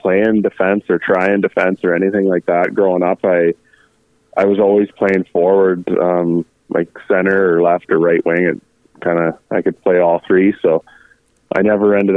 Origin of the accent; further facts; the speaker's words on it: Bancroft, Ontario, Canada; I'm from Bancroft, Ontario, which is in Canada, not California.